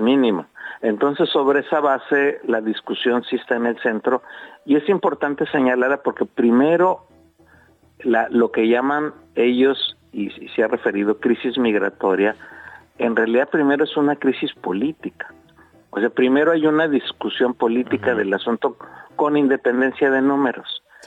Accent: Mexico; somos mexicanas y mexicanos

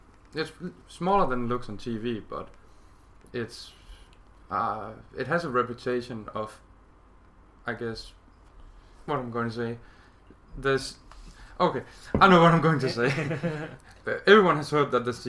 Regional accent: Denmark; I'm from Denmark

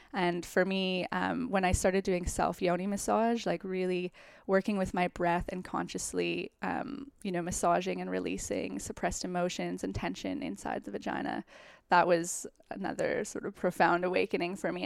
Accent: Calgary, Alberta, Canada; now in New York, United States; I'm from Calgary, Canada

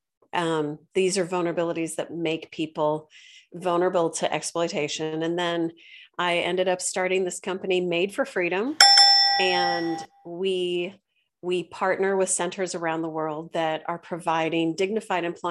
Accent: St. Louis, Missouri, United States; also born or lived in China; I'm from St. Louis originally.

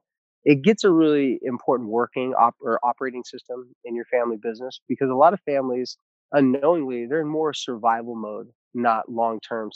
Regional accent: Carlsbad, California, United States; moved away; I'm actually coming to you remotely from the country of Carlsbad, California. Some people know it as San Diego, California, but it's my hometown

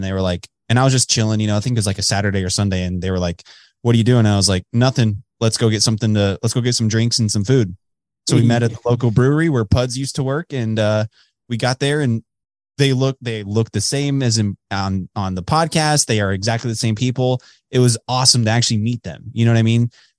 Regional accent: Texas, United States; moved away; And he moved to Texas, like my hometown basically.

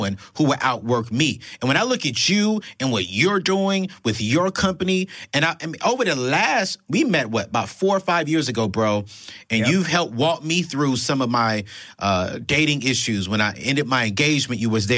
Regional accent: Darlington, South Carolina, United States; moved away; I come from the country, bro. I come from Darlington, South Carolina.

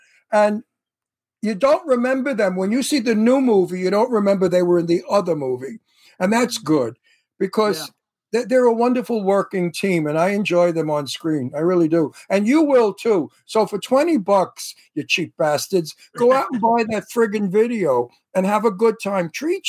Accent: New York City, New York, United States; moved away; I'm from Brooklyn.

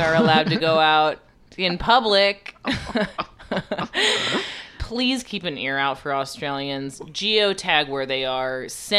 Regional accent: New York City, New York, United States; I'm from Queens.

